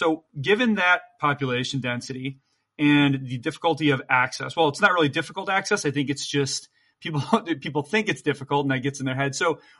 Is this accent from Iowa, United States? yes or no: no; Michigan, United States; now in New York City, United States; You're actually a Midwestern guy. I'm a Midwestern guy as well. I grew up in Michigan.